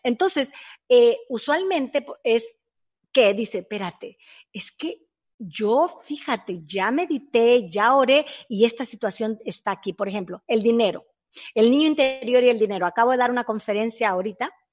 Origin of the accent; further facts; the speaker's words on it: El Salvador; moved away; nosotros fuimos criados en el mercado. Muy pobremente, en El Salvador